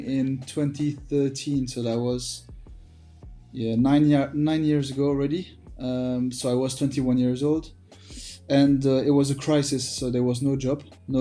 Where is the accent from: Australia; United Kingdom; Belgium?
Belgium; Born and raised in Belgium